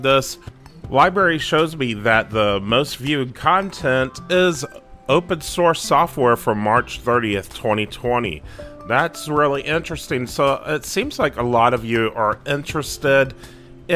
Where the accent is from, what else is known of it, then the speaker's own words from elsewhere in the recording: North Carolina, United States; my home state of North Carolina